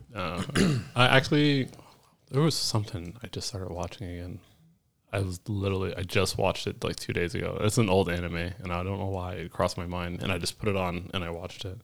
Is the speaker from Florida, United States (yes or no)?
yes; Florida, United States; moved away; also born or lived in Washington / California / Texas; I'm from Florida